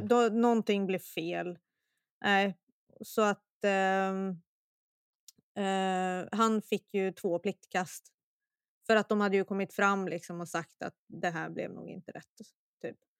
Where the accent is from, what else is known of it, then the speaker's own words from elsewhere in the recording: Sweden; jag är att vara svensk